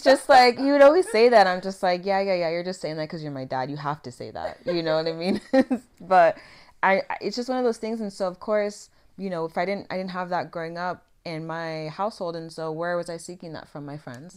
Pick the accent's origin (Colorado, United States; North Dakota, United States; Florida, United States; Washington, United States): Washington, United States; Vancouver; I grew up in Vancouver, Washington